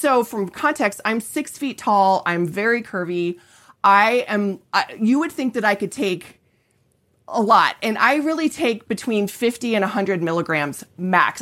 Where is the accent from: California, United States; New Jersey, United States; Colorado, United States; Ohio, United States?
Colorado, United States; I'm from Colorado